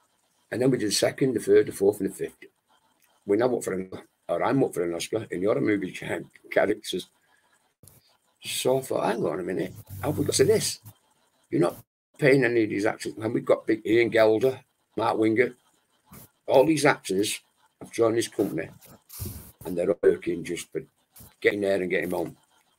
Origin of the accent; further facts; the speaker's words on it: Wales, United Kingdom; also born or lived in Manchester; I was brought up in Wales, and Wales is part of my life. And the Welsh people, I consider myself Welsh, even though I was born in Manchester. I was brought up in Wales till I was 3 years of age.